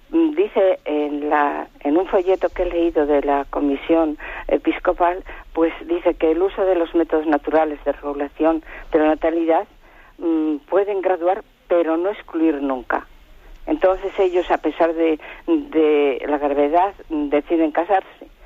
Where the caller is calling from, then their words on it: Valladolid, Castile and León, Spain; de Valladolid.